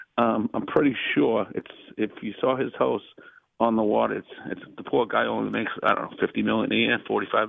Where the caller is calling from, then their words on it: New England, United States; I'm calling from New England